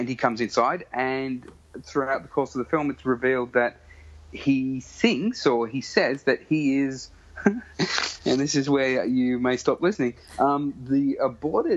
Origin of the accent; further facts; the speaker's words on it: Sydney, New South Wales, Australia; I grew up in Western Sydney